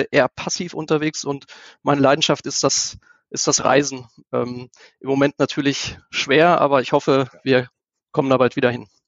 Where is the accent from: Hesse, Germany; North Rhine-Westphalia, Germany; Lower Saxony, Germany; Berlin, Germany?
Lower Saxony, Germany; Einbeck; born there; now in Göttingen, Germany; 43 Jahre alt, gebürtig aus Einbeck, wohne jetzt seit über 20 Jahren äh, in Göttingen, fühle mich hier sehr wohl.